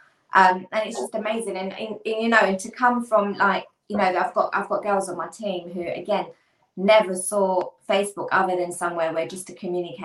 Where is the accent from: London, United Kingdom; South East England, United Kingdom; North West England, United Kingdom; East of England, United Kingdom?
London, United Kingdom; I'm from Hackney, East London.